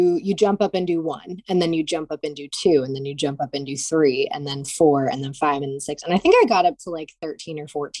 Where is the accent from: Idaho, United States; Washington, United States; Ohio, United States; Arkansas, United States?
Ohio, United States; Cleveland; I'm from Cleveland